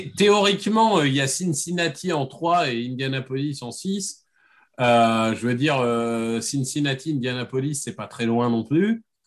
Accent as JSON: {"language": "French", "town": "Amiens", "region": "Hauts-de-France", "country": "France", "said": "je viens d'Amiens"}